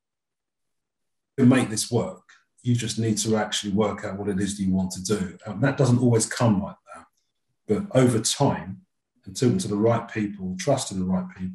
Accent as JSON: {"language": "English", "region": "London", "country": "United Kingdom", "said": "as a Londoner"}